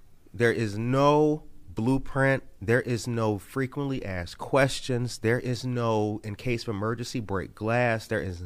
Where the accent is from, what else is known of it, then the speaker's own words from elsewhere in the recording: Harvey, Illinois, United States; But my dad lived in the same house that I grew up in Harvey, Illinois.